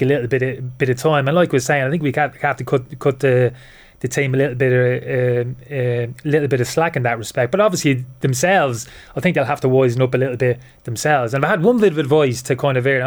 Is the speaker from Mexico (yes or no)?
no; Dublin, Leinster, Ireland; moved away as an adult; also born or lived in United Kingdom; I spent most of my life over in the UK. I left Dublin when I was 18.